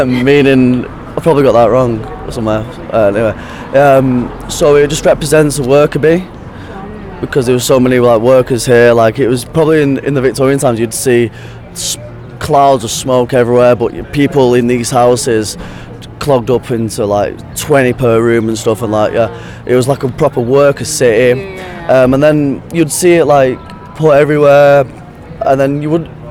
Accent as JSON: {"language": "English", "town": "Oldham", "region": "North West England", "country": "United Kingdom", "tie": "born or raised there", "said": "I'm from Oldham, which is just outside Manchester."}